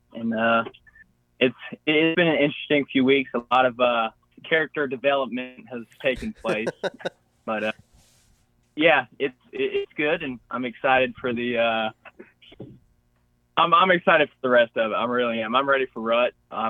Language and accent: English; Pensacola, Florida, United States; I am from Pensacola, Florida, down there by the Gulf of Mexico.